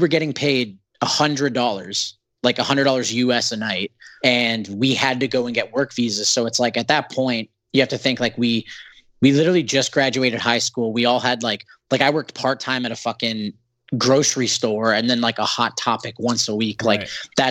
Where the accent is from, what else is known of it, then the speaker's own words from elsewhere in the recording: Canada; being a Canadian band